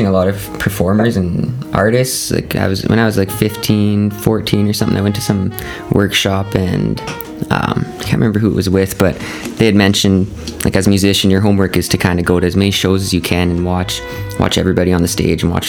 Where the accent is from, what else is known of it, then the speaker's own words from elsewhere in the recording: Saskatoon, Saskatchewan, Canada; from Saskatoon as well